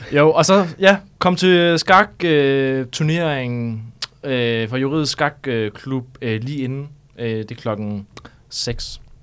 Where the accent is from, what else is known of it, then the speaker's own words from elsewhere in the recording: North Jutland, North Denmark Region, Denmark; moved away as an adult; now in Copenhagen, Denmark; det er faktisk ikke så landbrugsagtigt, der hvor jeg kommer fra, fordi det er meget Nordjylland